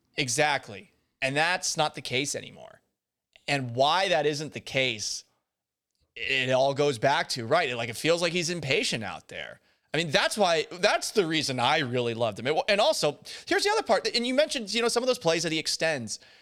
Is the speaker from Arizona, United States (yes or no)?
no; Boston, Massachusetts, United States; moved away as an adult; now in Houston, United States; I grew up in Boston